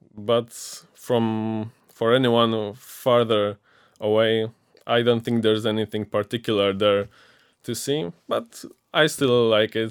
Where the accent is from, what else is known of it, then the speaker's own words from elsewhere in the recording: Ostrowy, Silesian Voivodeship, Poland; moved away as an adult; now in Wrocław, Poland; I'm from Ostrowy, a small town in the Silesian voivodeship that's near Częstochowa